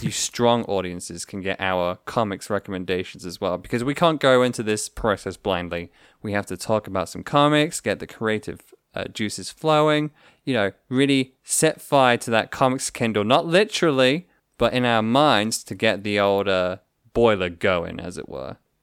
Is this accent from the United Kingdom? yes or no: yes; United Kingdom; we're all British here.